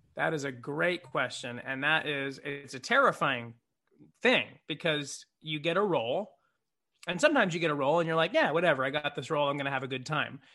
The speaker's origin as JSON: {"language": "English", "town": "San Jose", "region": "California", "country": "United States", "also_born_or_lived": "Saratoga, California", "moved": "yes", "said": "I'm from the Bay Area of California. I'm from San Jose"}